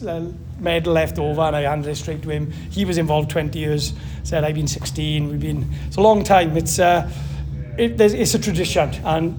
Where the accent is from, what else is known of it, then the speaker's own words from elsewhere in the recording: Maesteg, Wales, United Kingdom; I'm from Maesteg, so I was involved in Maesteg district.